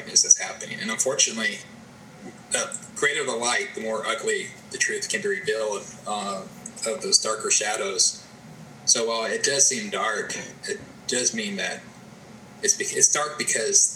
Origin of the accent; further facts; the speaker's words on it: Charlottesville, Virginia, United States; Charlottesville is my hometown. I grew up there